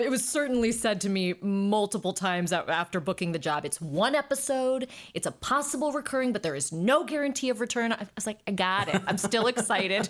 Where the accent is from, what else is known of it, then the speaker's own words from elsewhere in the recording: South Pasadena, California, United States; also born or lived in Highland Park, Los Angeles; I grew up in South Pasadena m, by way of Highland Park